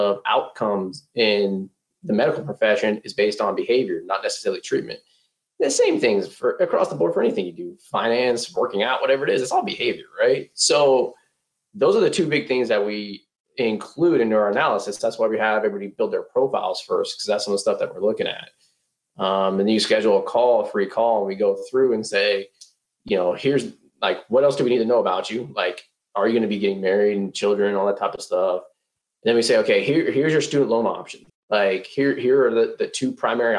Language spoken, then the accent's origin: English; Northern California, United States; moved away as an adult; now in Texas, United States; growing up in Northern California